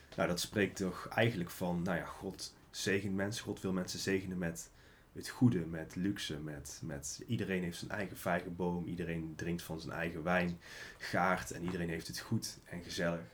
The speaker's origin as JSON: {"language": "Dutch", "region": "North Brabant", "country": "Netherlands", "said": "als Brabander, als ondernemer"}